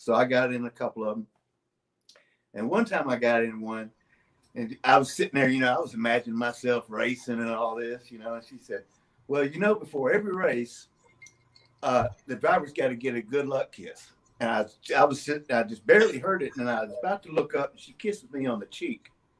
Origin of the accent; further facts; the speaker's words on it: Yokohama, Kanagawa, Japan; born there; also born or lived in Germany; I was born in Yokohama, Japan.